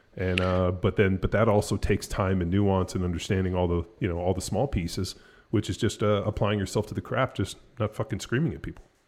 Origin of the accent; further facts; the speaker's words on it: California, United States; moved away as an adult; now in Texas, United States; I'm from California. We've been out here in Texas for a little, over four years